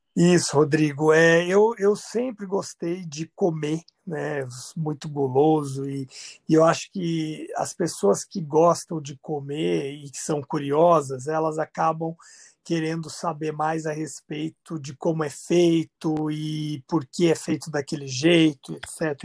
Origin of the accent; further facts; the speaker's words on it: Campo Grande, Mato Grosso do Sul, Brazil; moved away as an adult; also born or lived in Europe; tô aqui em Campo Grande, Mato Grosso do Sul, na cidade onde eu nasci.